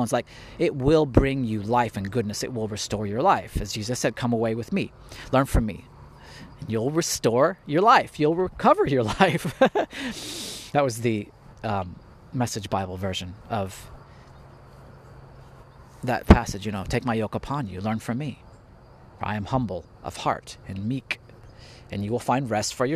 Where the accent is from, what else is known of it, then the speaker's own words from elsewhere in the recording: Indiana, United States; also born or lived in California; I was born in California, but I grew up in Indiana. So I consider myself an Indiana boy